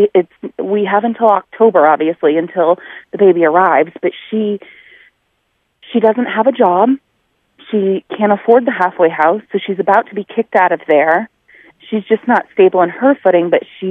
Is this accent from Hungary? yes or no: no; New England, United States; moved away as an adult; I'm from New England